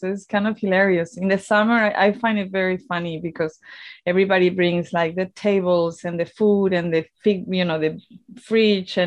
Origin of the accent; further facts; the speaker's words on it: Torremolinos, Andalusia, Spain; I am from, I grew up in Torremolinos